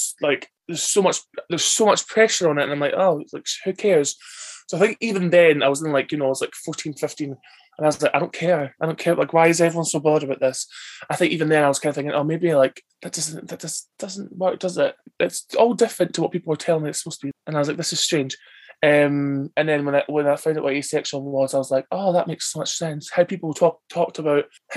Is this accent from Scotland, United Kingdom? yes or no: yes; Bonnybridge, Scotland, United Kingdom; I'm from Bonnie, Scotland